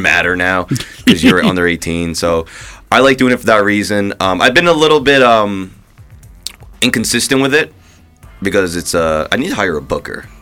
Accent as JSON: {"language": "English", "region": "New Jersey", "country": "United States", "tie": "born or raised there", "also_born_or_lived": "New York", "moved": "yes", "said": "I grew up in Jersey."}